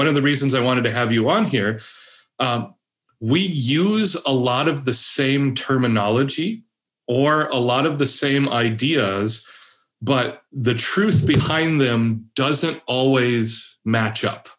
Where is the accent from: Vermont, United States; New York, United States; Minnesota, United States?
Minnesota, United States; I've never been a Calvinist. I've never been in the Reformed Church. I am, as a Minnesotan, a lifelong Lutheran. It's in my blood.